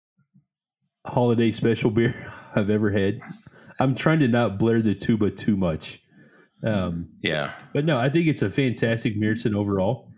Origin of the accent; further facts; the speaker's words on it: United States; I'm American.